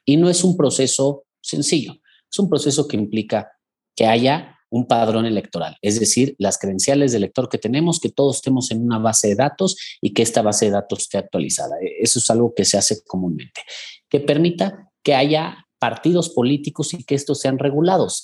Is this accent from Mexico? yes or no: yes; Mexico; en mi país